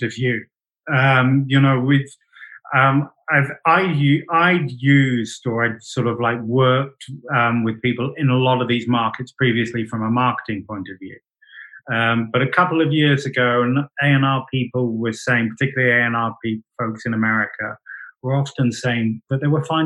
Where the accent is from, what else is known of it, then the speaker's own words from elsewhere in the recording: United Kingdom; I'm British